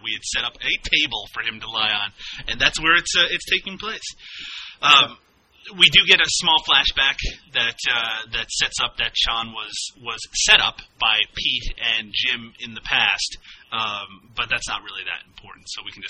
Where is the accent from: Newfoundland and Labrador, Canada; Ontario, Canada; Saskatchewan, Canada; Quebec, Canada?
Newfoundland and Labrador, Canada; accent: Newfoundland; And those friends are me. And my Newfoundland accent.